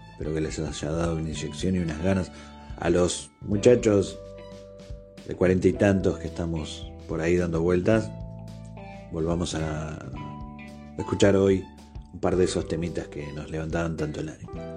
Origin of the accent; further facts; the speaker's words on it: Argentina; yo soy de Argentina